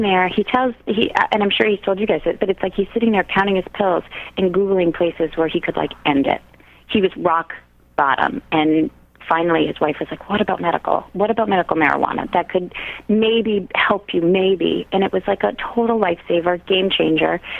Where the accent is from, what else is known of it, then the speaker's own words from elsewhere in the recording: Quincy, Massachusetts, United States; also born or lived in New York; now in Boston, United States; I'm from Quincy originally.